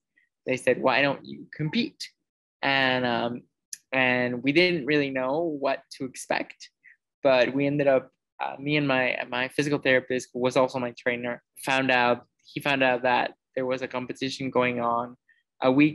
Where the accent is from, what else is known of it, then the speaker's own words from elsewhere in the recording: Mexico; also born or lived in United States; growing up with CP was definitely, in Mexico specifically, was definitely challenging